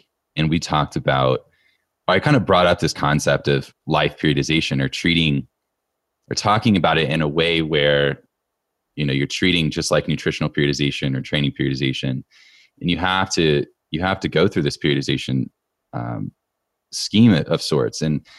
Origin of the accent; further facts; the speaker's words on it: Indiana, United States; now in Colorado, United States; I'm from Indiana.